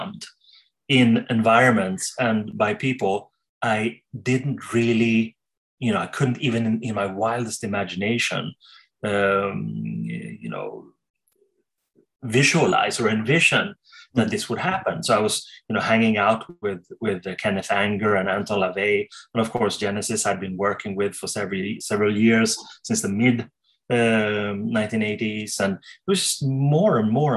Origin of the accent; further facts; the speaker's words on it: Sweden; I'm from Sweden